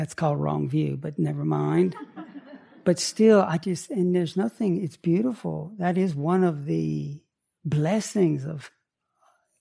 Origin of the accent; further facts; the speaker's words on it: Chattanooga, Tennessee, United States; I grew up on Lake Chickamauga. outside of Chattanooga.